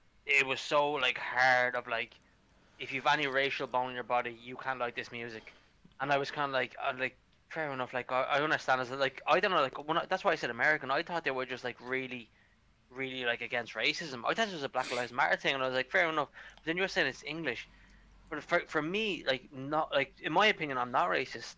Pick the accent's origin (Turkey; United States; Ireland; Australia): Ireland